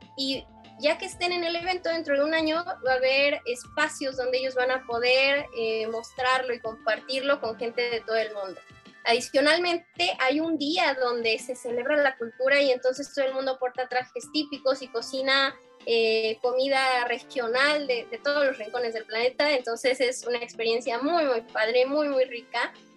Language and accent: Spanish; Mexico; lo que somos los mexicanos